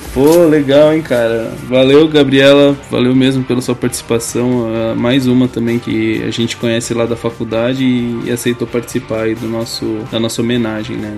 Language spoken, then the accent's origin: Portuguese; interior of São Paulo, Brazil; Eu conheço, conheço o interior de São Paulo, que eu sou de lá também